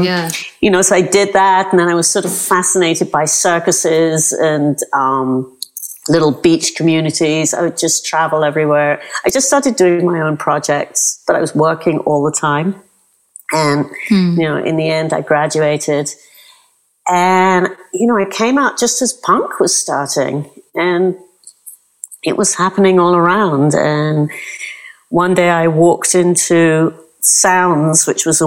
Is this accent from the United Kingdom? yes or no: yes; London, United Kingdom; accent: British; moved away as an adult; now in New York, United States; I grew up in North London